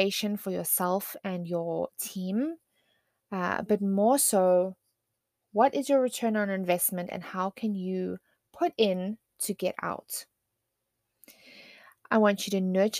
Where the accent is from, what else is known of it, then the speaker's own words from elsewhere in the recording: South Africa; I am South African